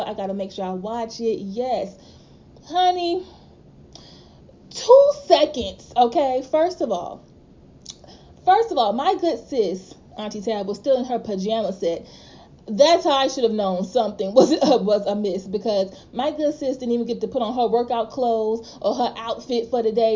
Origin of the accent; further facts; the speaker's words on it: Louisiana, United States; I'm from Louisiana